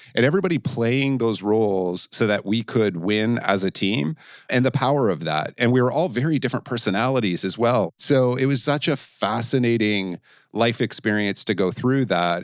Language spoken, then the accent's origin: English; Canada; moved away; being a Canadian who had never traveled outside Canada and the United States before I went and started to open the Asia Pacific region for Blackberry